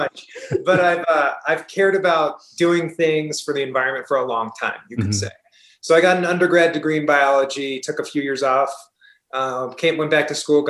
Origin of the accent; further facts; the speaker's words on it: outside of Portland, Oregon, United States; So I originally come from Oregon, the west coast of the U.S., and I grew up outside of Portland, Oregon.